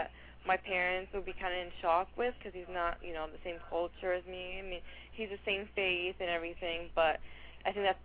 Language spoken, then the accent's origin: English; Egypt; I was born in Egypt